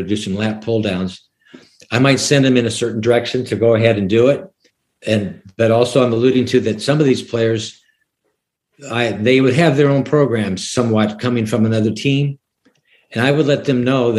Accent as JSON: {"language": "English", "town": "Sioux City", "region": "Iowa", "country": "United States", "tie": "born or raised there", "also_born_or_lived": "New Jersey", "moved": "as an adult", "lives_now": "Leland, North Carolina, United States", "said": "I grew up in Sioux City, Iowa"}